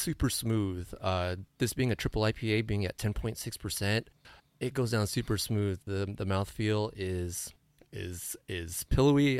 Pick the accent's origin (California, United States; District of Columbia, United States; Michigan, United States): California, United States; San Diego; moved away; I'm from San Diego